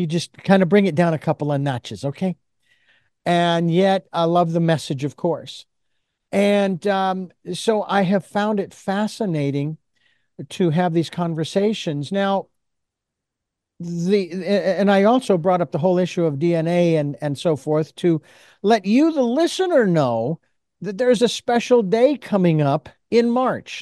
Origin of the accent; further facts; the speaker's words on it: Phoenix, Arizona, United States; growing up in the Southwest in Phoenix, Arizona